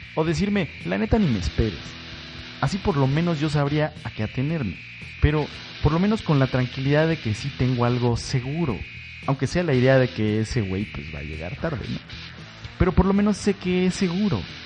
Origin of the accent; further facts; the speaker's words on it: Mexico; como mexicanos